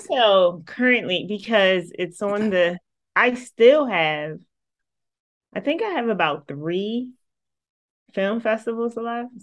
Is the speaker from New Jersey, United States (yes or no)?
yes; Atlantic City, New Jersey, United States; I'm born and raised from Atlantic City, New Jersey.